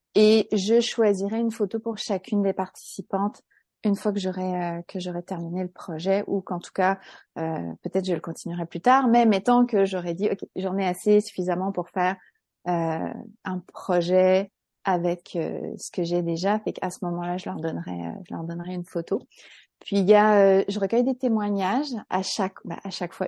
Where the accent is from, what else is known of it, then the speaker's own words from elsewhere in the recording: France; moved away as an adult; now in Quebec, Canada; je suis française, j'ai immigré au Québec il y a 14 ans, je suis une franco-québécoise